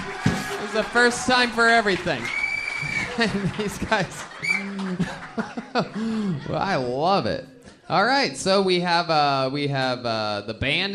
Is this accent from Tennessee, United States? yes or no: no; Ohio, United States; I mean, no, I'm from Ohio, where they have great athletes.